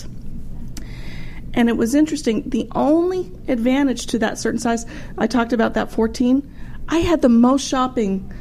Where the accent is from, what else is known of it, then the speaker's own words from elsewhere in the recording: Texas, United States; moved away; I'm originally from Texas